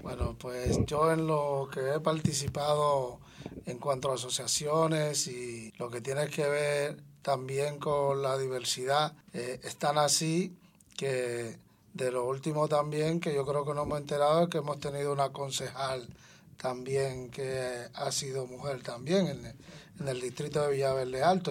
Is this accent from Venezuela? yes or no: no; Dominican Republic; now in Madrid, Spain; yo que vengo de Dominicana